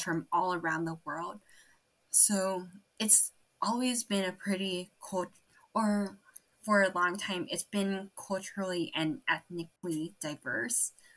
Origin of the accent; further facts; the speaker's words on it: Torrance, California, United States; also born or lived in Guangzhou, China; growing up in Torrance